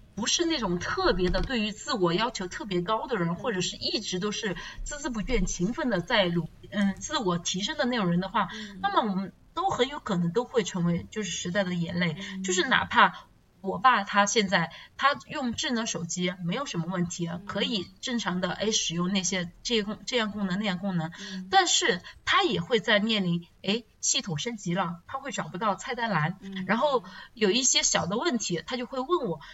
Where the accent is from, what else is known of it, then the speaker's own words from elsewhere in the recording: China; 我们中国人传统的那个思想，就是老有所依